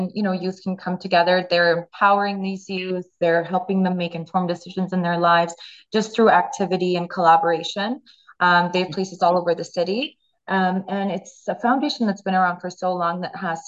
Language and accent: English; Ottawa, Ontario, Canada; as a Canadian and as somebody that grew up in Ottawa